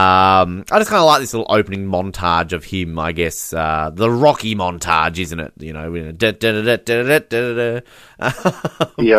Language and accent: English; Australia; I'm an Australian.